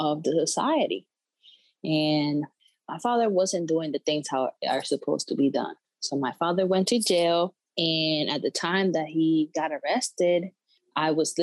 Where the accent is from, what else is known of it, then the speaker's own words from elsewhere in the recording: Puerto Rico; moved away as an adult; now in Connecticut, United States; I'm from Puerto Rico. I'm 24 years old. I came to Connecticut 4 years ago.